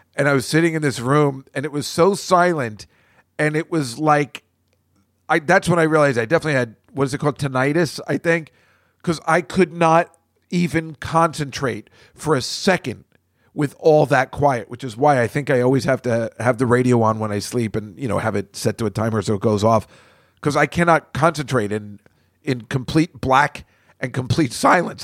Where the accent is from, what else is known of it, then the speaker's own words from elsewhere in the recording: New Jersey, United States; now in New York City, United States; where I grew up in New Jersey and my house. I could hear the New Jersey Turnpike from my bedroom every night